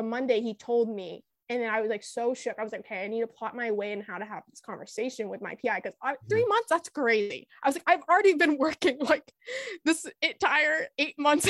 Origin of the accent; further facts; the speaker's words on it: Boston, Massachusetts, United States; I grew up like in the Boston area